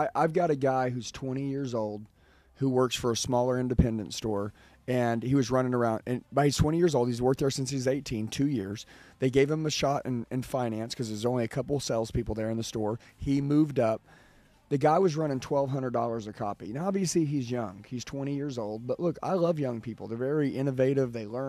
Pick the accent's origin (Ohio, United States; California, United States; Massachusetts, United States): California, United States; I've had a lot of dealers, they've asked me, where are you from? When I say California, they're like, yeah, I'm sending three.